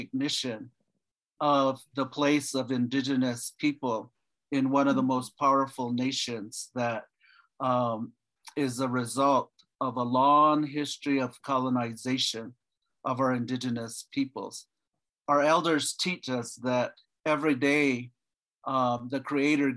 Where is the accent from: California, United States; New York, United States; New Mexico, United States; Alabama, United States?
New Mexico, United States; Cochiti Pueblo; I'm from Cochiti Pueblo, former governor there at Cochiti.